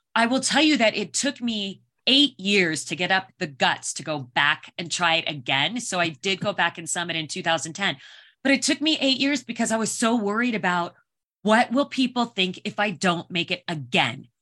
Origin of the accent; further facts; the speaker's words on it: Phoenix, Arizona, United States; I grew up in Phoenix, Arizona